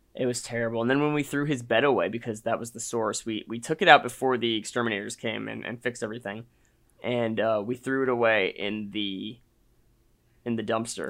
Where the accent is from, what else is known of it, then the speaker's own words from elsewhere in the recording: Austin, Texas, United States; I'm back in my hometown where I went to high school